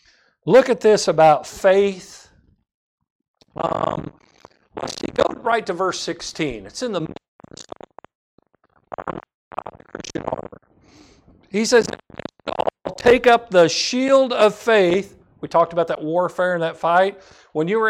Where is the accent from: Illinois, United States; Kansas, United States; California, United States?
Kansas, United States; I grew up in Kansas